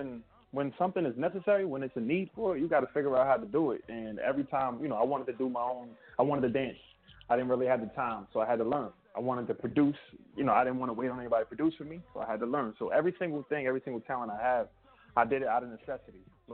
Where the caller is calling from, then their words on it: San Antonio, Texas, United States; I'm calling from San Antonio, Texas right now.